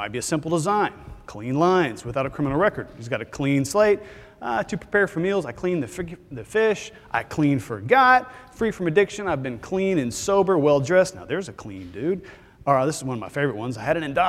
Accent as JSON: {"language": "English", "region": "Texas", "country": "United States", "said": "I'm from Texas because I'm from Texas"}